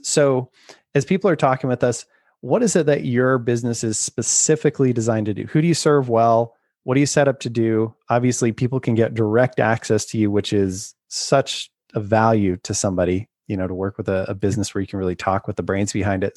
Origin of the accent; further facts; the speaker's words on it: Utah, United States; I grew up in Utah